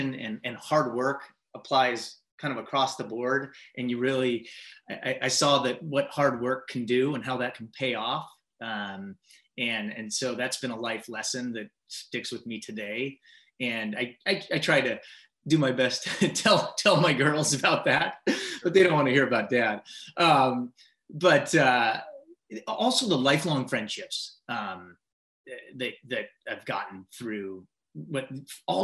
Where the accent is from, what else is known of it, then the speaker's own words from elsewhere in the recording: Mercer Island, Washington, United States; Grew up on Mercer Island